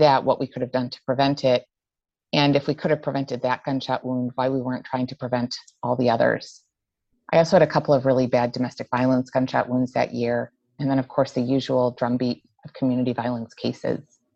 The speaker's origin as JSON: {"language": "English", "town": "Buffalo", "region": "New York", "country": "United States", "tie": "born or raised there", "also_born_or_lived": "Syracuse, New York", "moved": "as an adult", "lives_now": "Rhode Island, United States", "said": "I'm born and raised in Western New York, born in Syracuse, raised in Buffalo"}